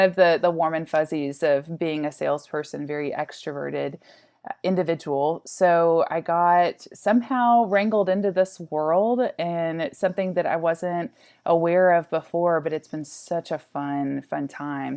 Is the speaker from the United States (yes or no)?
yes; Arkansas, United States; moved away; also born or lived in Austin; I'm originally from Arkansas